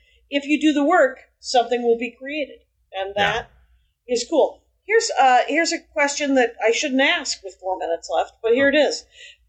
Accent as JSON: {"language": "English", "town": "Simi Valley", "region": "California", "country": "United States", "tie": "born there", "said": "nope, I was born in the Simi Valley."}